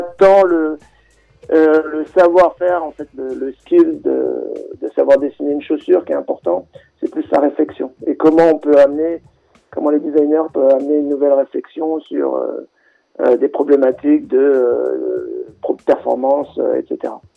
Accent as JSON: {"language": "French", "town": "Créteil", "region": "Île-de-France", "country": "France", "tie": "born or raised there", "also_born_or_lived": "Grenoble", "said": "je suis originaire à l'origine de Grenoble. Euh, ensuite, j'ai grandi, j'ai passé mon adolescence en banlieue parisienne à Créteil"}